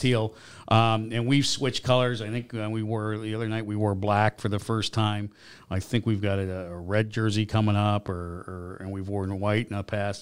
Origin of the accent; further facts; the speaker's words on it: Grand Rapids, Michigan, United States; also born or lived in Chicago, Illinois; now in Columbus, Georgia, United States; I was born in Michigan